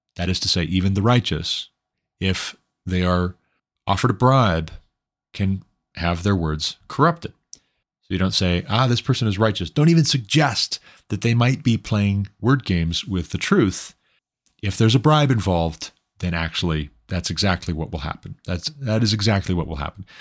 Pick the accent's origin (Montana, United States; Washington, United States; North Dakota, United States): Montana, United States; I moved back to my home state of Montana